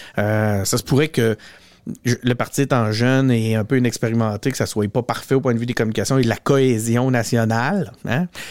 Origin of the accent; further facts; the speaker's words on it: Quebec City, Quebec, Canada; j'ai grandi à Charlebourg, j'habite encore à Charlebourg